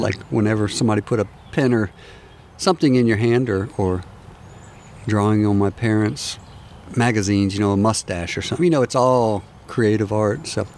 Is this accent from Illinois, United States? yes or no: no; Jacksonville, Florida, United States; moved away as an adult; also born or lived in Washington, D.C. / Pensacola, Florida / Michigan; now in Savannah, United States; I was born in D.C., and then that year I was born, we moved to Jacksonville, Florida. And then I was there about close to 10 years, and then we moved to Pensacola, Florida.